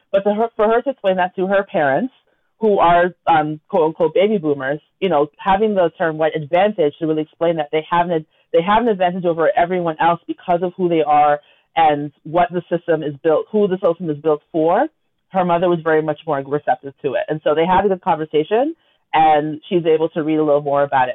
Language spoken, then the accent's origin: English; Toronto, Ontario, Canada; we grew up in Scarborough together